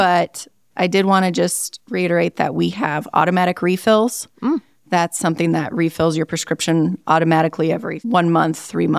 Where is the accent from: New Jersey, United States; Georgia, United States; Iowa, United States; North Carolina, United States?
Iowa, United States; Northwest; So I grew up in Northwest Iowa.